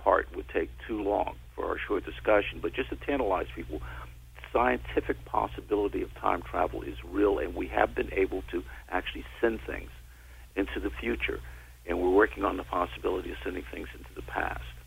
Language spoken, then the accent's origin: English; New York City, New York, United States; I grew up in the Bronx, New York